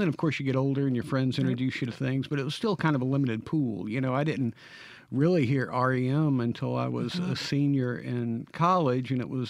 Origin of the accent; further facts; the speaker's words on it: New Albany, Mississippi, United States; I did. I grew up in New Albany, Mississippi.